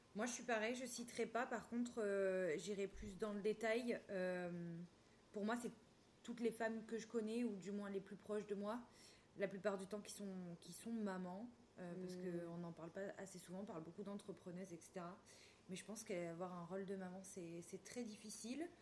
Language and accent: French; the Nice hinterland, Provence-Alpes-Côte d'Azur, France; je viens de la, de la RPI niçois